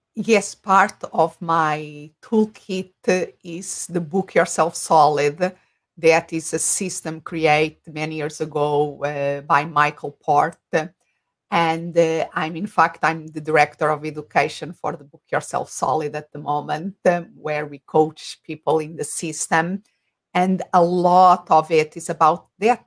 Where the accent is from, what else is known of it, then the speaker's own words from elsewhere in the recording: Portugal; first language Portuguese; English is a second language; moved away as an adult; now in Phoenix, United States; I'm originally from Portugal. Uh, so my language, uh, my mother tongue is Portuguese, and I live in Phoenix, Arizona.